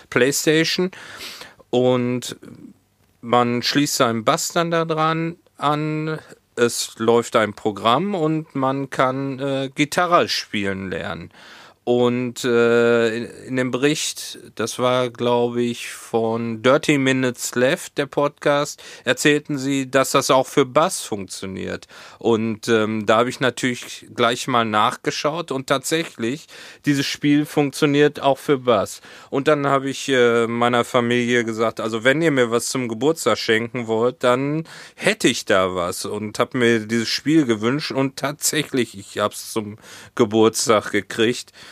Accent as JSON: {"language": "German", "town": "Hohenlimburg", "region": "North Rhine-Westphalia", "country": "Germany", "tie": "born or raised there", "lives_now": "Hamburg, Germany", "said": "hier in Hamburg gibt's nichts dergleichen ähm, wie diese Pommesbude aus Hohenlimburg."}